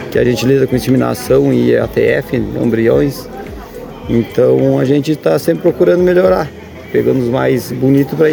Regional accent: São Gabriel, Rio Grande do Sul, Brazil; Isto, a gente nasci, me criei em São Gabriel e sempre lidei na pecuária

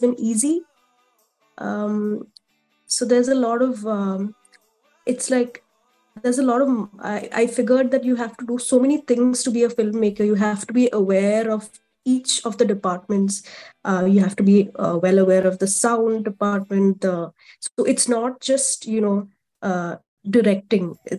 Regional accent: Kerala, India; I'm from India, specifically Kerala. It's a southern state in India

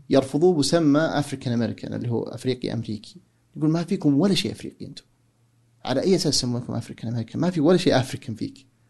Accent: Saudi Arabia; now in United States; عندنا في السعودية

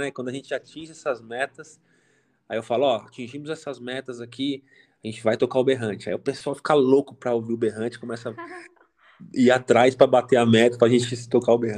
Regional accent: São Paulo, Brazil; Eu sou, eu sou de São Paulo, capital.

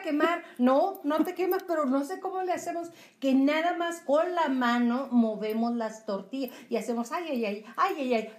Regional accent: northern Mexico, Mexico; nosotros que somos norteños

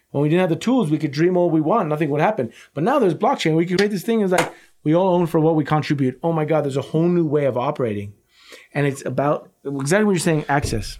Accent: United States; as an American

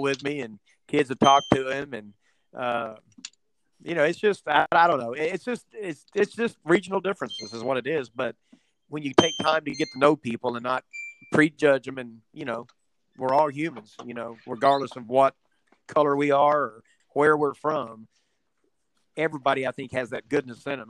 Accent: Houston, Texas, United States; also born or lived in Midland, Texas; now in Avery, United States; I was born in Midland, Texas, which is in West Texas. And uh, at five years old, I moved from there to Houston. My mother took a transfer with her job with her company, and I lived in Houston from uh, 1971 to 1980 and then in '80 I moved

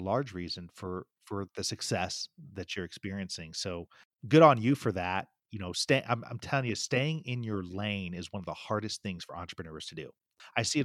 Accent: Indiana, United States; I'm from Indiana.

